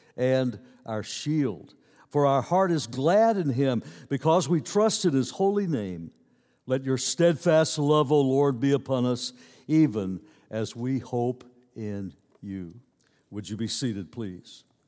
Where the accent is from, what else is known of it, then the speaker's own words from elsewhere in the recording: United States; I'm an American citizen